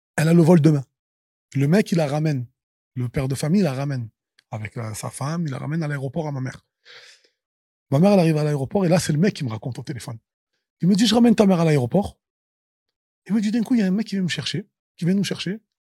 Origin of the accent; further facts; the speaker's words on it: Marseille, Provence-Alpes-Côte d'Azur, France; Je suis Marseillais, je suis né à Marseille